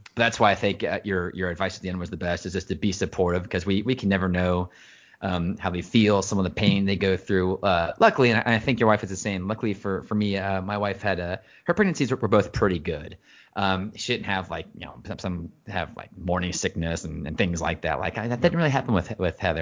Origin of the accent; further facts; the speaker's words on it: United States; being American, especially when you're, you're a father and you're, you're the, the man of the house